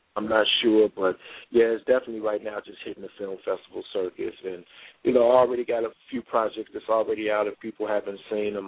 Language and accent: English; Chicago, Illinois, United States; when you're born and raised in Chicago, it's like everything is so tight closed